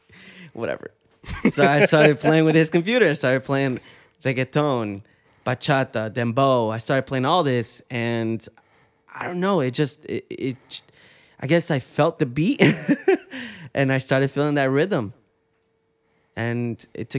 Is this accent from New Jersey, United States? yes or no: yes; New Jersey, United States; We're from Jersey